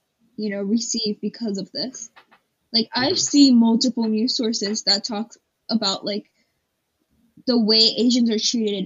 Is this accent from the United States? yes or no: yes; Hawaii, United States; moved away; I'm from Hawaii, you know, like, that's my home.